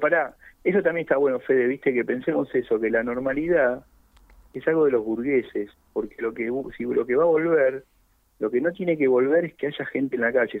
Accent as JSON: {"language": "Spanish", "region": "Buenos Aires", "country": "Argentina", "tie": "born or raised there", "said": "Es el lugar donde nací, es el lugar donde tengo un montón de, seres queridos"}